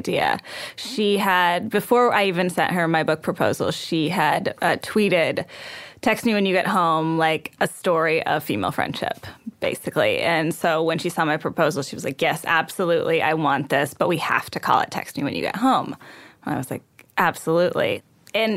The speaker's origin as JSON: {"language": "English", "region": "Texas", "country": "United States", "tie": "born or raised there", "said": "I was raised in Texas"}